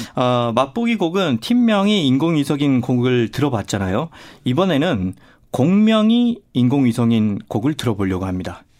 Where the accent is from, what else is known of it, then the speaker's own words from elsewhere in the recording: South Korea; 전 특히 또 시골 출신이고